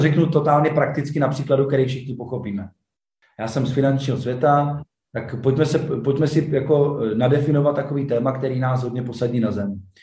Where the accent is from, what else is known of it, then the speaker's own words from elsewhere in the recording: Czechia; jsme se narodili v Česku.